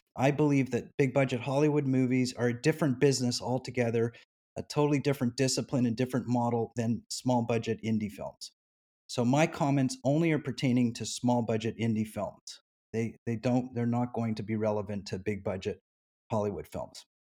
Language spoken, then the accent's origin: English; Canada; now in United States; I'm formerly from Canada